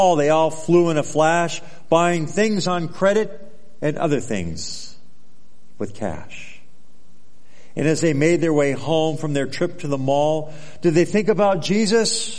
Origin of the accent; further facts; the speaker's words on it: Southern California, United States; moved away as an adult; now in Alaska, United States; my whole life growing up in California, most of it Southern California